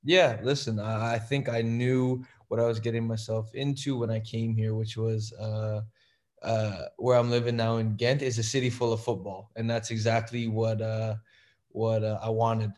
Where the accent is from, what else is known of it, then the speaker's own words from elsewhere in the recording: Toronto, Ontario, Canada; moved away; it's still my hometown